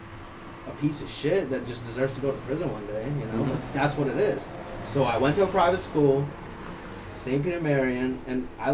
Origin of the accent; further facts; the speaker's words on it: Zaporizhzhia, Zaporizhzhia Oblast, Ukraine; now in Worcester, United States; I'm from Ukraine. I was born in Zaporozhye